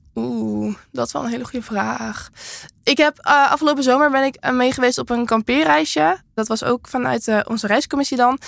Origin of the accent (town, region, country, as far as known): Castricum, North Holland, Netherlands; born or raised there; moved away